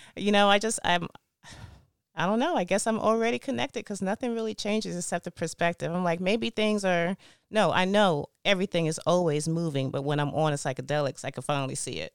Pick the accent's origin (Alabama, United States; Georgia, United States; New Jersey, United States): Georgia, United States; East Point; I grew up in East Point, Georgia. And, um, yeah, I've been there my whole life, born and raised.